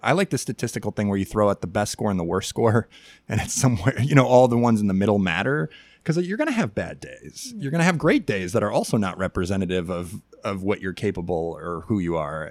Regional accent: Chicago, Illinois, United States; I grew up in Chicago in the 1990s

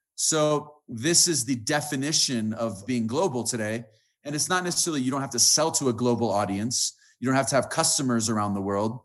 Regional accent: United States; moved away; also born or lived in Colombia; I'm an American.

